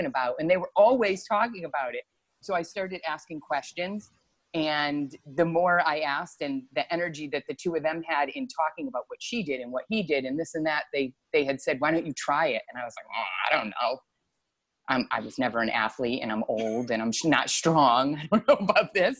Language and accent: English; Meriden, Connecticut, United States; also born or lived in Noank, Connecticut; So I'm from Connecticut. I was born in Meriden and lived there most of my life.